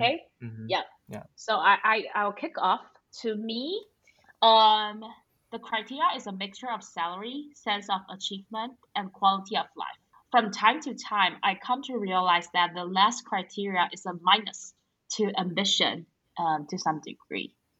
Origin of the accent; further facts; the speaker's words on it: Taiwan; moved away as an adult; now in Singapore; No place is as good as Taiwan